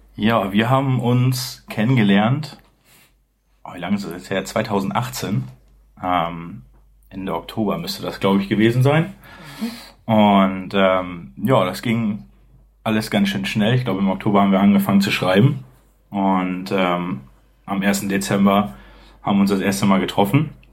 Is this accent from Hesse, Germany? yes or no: no; Bad Oldesloe, Schleswig-Holstein, Germany; also born or lived in Hamburg; ich ähm, lebe eigentlich schon mein ganzes Leben in Bad Oldesloe, das ist zwischen Lübeck und Hamburg, relativ in der Mitte.